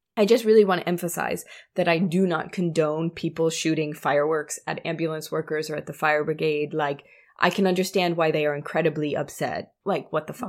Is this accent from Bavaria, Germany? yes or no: yes; Munich, Bavaria, Germany; my hometown.